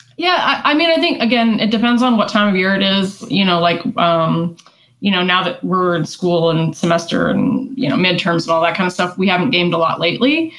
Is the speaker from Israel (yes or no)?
no; West Coast, United States; moved away; I grew up on the West Coast